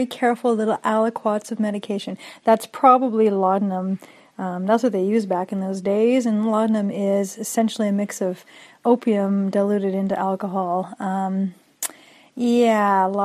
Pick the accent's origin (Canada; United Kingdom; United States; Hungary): Canada; as a Canadian